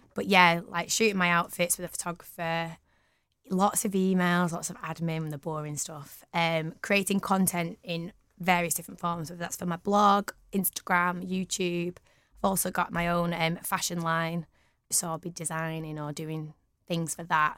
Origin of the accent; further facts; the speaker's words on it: Manchester, North West England, United Kingdom; also born or lived in London / Huddersfield; I am so proud of being from Manchester. Um, I've lived here all my life